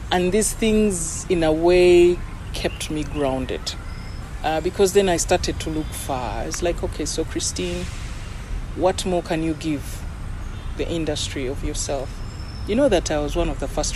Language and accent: English; Kampala, Central Region, Uganda; I'm a Kampala girl